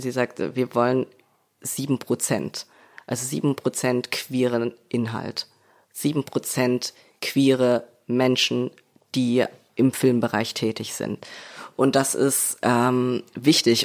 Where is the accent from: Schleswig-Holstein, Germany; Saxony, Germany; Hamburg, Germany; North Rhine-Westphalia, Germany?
Saxony, Germany; Leipzig; ich komme aus Leipzig, ich komme aus Sachsen